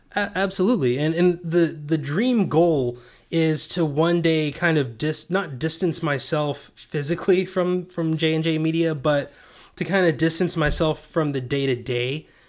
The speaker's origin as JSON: {"language": "English", "town": "Knoxville", "region": "Tennessee", "country": "United States", "said": "I'm from Knoxville"}